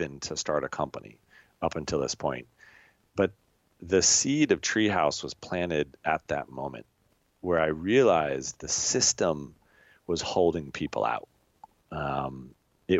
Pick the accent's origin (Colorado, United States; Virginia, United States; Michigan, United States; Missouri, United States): Colorado, United States; moved away as an adult; also born or lived in England; born and raised in Colorado, in America